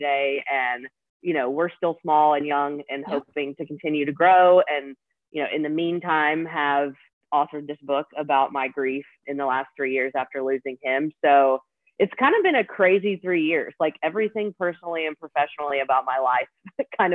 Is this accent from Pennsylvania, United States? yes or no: no; Nashville, Tennessee, United States; also born or lived in Texas; I grew up here in Nashville, so have lived here most all of my life besides college, and a few years I lived in Texas